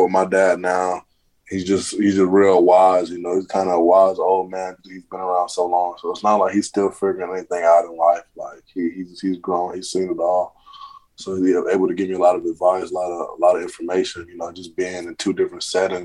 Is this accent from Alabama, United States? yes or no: yes; Auburn, Alabama, United States; also born or lived in Mali; which is about 30 minutes from my hometown, Auburn.